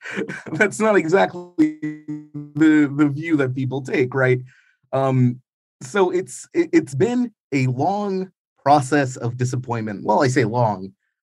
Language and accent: English; New York, United States; Like, growing up in New York in the 90s, one of the core values I kind of absorbed